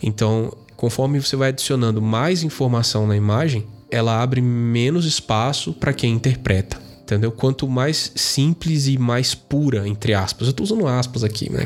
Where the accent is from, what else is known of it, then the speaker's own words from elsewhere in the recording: interior of São Paulo, Brazil; now in Brasília, Brazil; Mas eu sou do interior de São Paulo